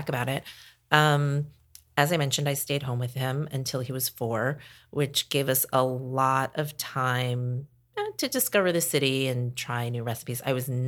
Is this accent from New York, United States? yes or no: yes; New York, United States; moved away as an adult; also born or lived in Philadelphia / Portland, Oregon; I grew up in New York.